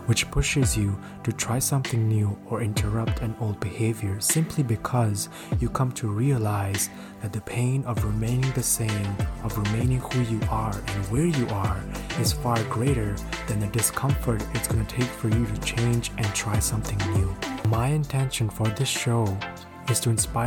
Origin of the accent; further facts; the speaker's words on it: Pakistan; moved away as an adult; also born or lived in China; now in Canada; I was born in China, raised in Pakistan, and I came here to Canada at age 18 for my undergraduate studies